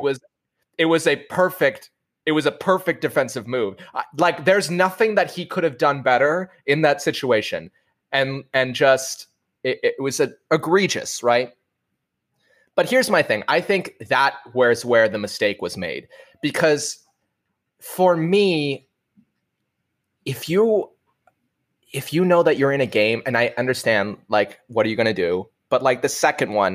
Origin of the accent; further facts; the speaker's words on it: New York, United States; as a New Yorker